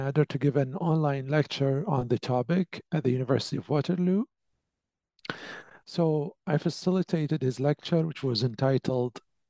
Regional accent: Basra, Basra Governorate, Iraq; moved away as an adult; also born or lived in Baghdad; now in Canada; I was born and raised in Basra, which is the second largest city in the south of Iraq.

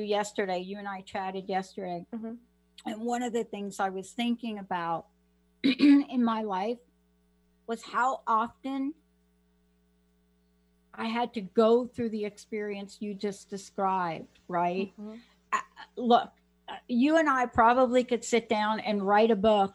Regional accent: New York, United States; growing up on the East Coast, and especially as a young child in New York

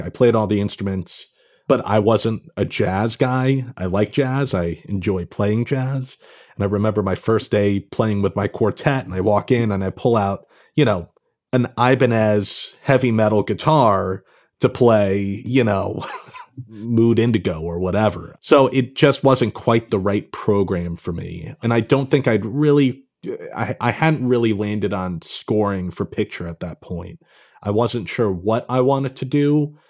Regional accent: Pound Ridge, New York, United States; moved away as an adult; also born or lived in Los Angeles; now in Brooklyn, United States; I grew up in kind of northern Westchester, uh, Pound Ridge, New York

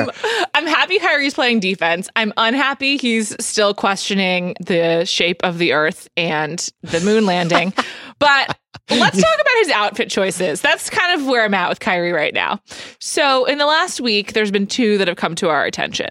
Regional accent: New York, United States; I am from New York

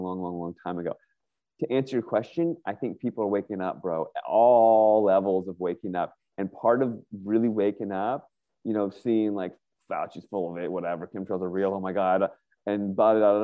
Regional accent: Northern Virginia, United States; moved away as an adult; now in Northern California, United States; I grew up in Northern Virginia.

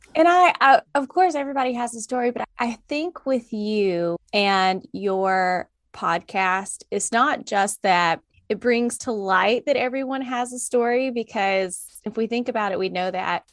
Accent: the South, United States; I'm from the South.

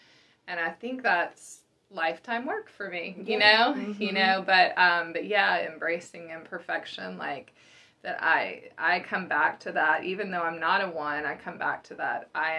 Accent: the South, United States; growing up in the South, there's this, like, cultural sort of expectation

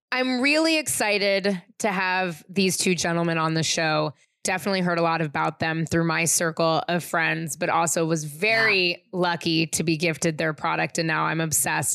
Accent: San Francisco, California, United States; I'm from San Francisco

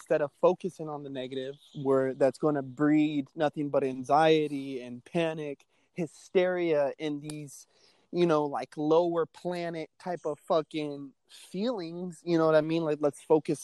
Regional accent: United States; I love the nation I live in. You know, I'm American in and out

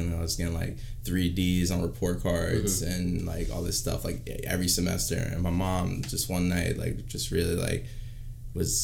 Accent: Wheatley Heights, New York, United States; I grew up in Wheatley Heights, and it's, like, pretty much on the border of Wyandanche and Dix Hills

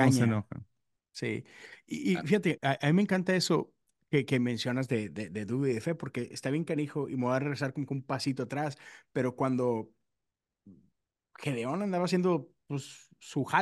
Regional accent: Monterrey, Nuevo León, Mexico; Soy de Monterrey

